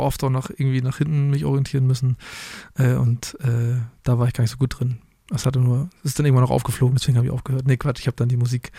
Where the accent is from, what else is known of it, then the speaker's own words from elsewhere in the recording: Hamburg, Germany; ich auf jeden Fall auch als Hamburger